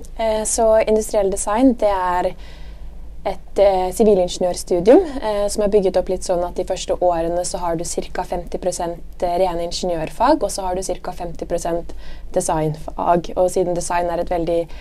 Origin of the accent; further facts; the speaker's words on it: Bærum, Akershus, Norway; also born or lived in Dubai / Trondheim / Milan; Jeg kommer fra Høvik i Bærum, rett utenfor Oslo